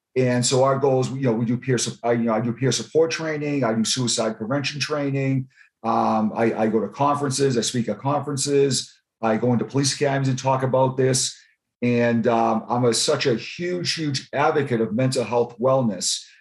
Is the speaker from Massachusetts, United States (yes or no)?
yes; Boston, Massachusetts, United States; moved away as an adult; now in Florida, United States; I was born and raised in Boston